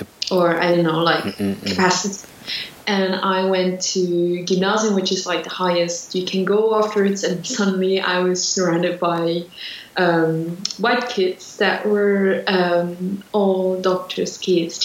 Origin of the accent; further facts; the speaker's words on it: Switzerland; I was born in Switzerland. And I grew up in a very small town in Switzerland